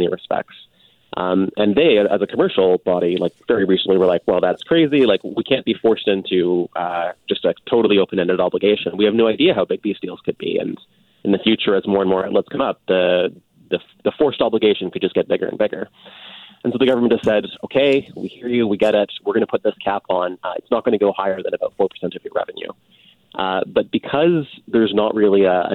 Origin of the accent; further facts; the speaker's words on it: Canada; as a Canadian